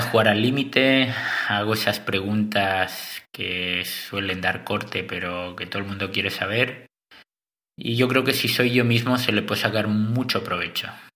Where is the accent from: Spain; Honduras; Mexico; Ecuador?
Spain; Cadaqués, Catalonia; moved away as an adult; also born or lived in Santa Cruz de la Sierra, Bolivia / Girona / Antwerp, Belgium / Nordic countries; Soy nacido en Santa Cruz de la Sierra, en Bolivia. Aunque crecí en España, en un pueblo chiquito llamado Cadaqués, en la Costa Brava